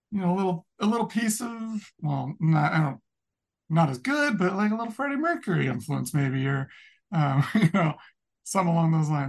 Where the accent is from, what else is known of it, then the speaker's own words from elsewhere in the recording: Sacramento, California, United States; I'm from Sacramento